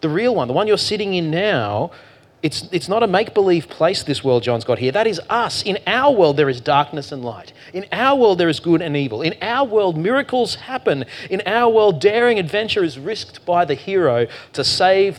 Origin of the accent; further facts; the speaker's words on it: Queensland, Australia; I'm from Queensland